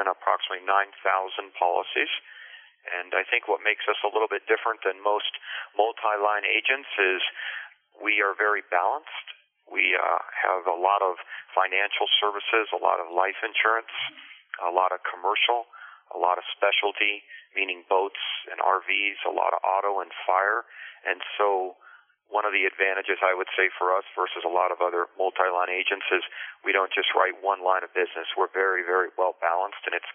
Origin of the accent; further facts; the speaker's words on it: Boulder, Colorado, United States; first language Spanish; English is a second language; we moved to Boulder, Colorado, when I was approximately 7 years old and didn't know hardly any English at all